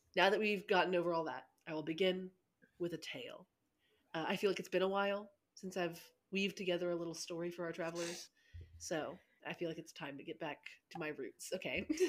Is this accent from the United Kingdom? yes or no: no; Arkansas, United States; I grew up in Arkansas